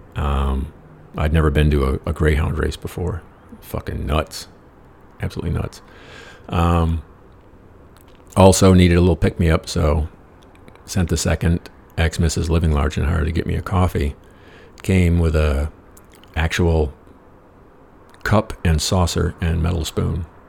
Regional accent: United States; I said, America.

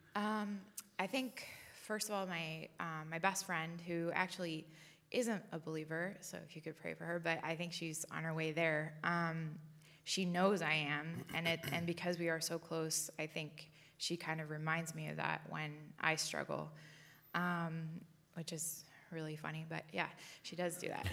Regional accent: San Diego, California, United States; I grew up in San Diego

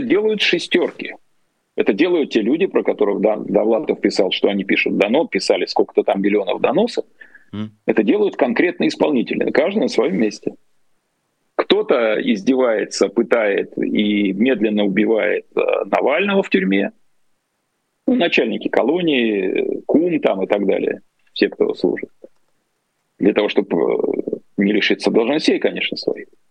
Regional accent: Saint Petersburg, Russia; я вырос в Ленинграде

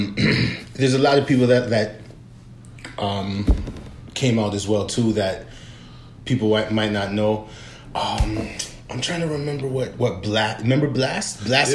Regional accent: Toronto, Ontario, Canada; I grew up in West End, Toronto.

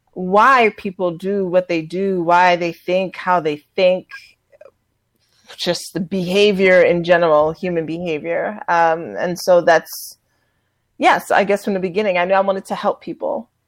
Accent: New York City, New York, United States; New York City.

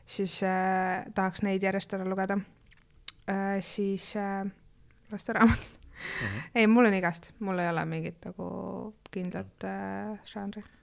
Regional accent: Estonia; mina olen ikkagi eestlane

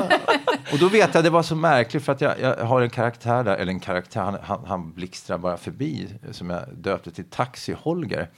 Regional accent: Finspång, Östergötland, Sweden; jag växte upp i Finspång, en bruksort i Östergötland.

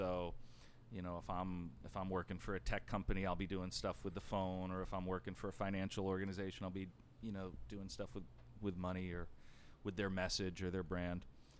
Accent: New Jersey, United States; where are you from? And I said, New Jersey.

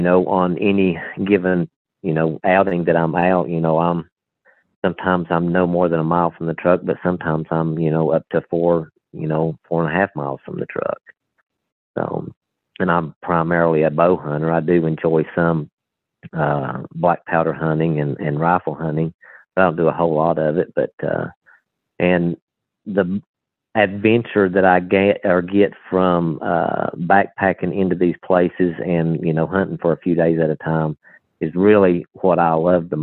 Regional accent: southwest Virginia, United States; I was born and raised right here in the Appalachian Mountains of southwest part of Virginia.

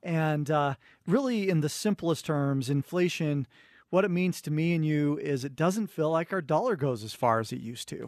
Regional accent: Cottonwood Heights, Utah, United States; we grew up in Cottonwood Heights

